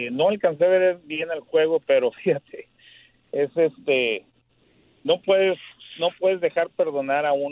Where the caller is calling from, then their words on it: Houston, Texas, United States; Del Southwest.